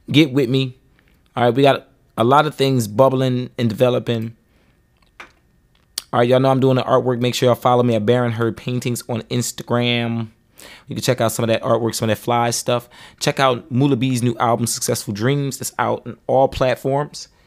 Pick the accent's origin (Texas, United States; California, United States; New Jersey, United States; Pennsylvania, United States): Pennsylvania, United States; Philadelphia; I grew up in Philly.